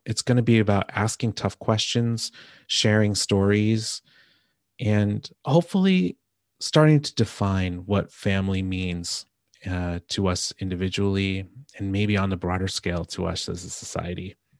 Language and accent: English; New Jersey, United States; now in Seattle, United States; growing up in New Jersey